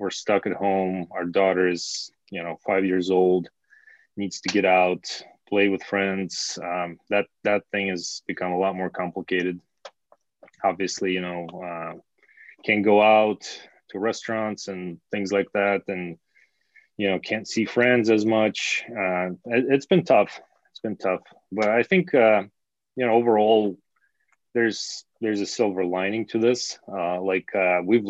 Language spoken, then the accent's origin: English; small town near Ulyanovsk, Ulyanovsk Oblast, Russia; moved away; I'm from a small town, really, kind of middle of nowhere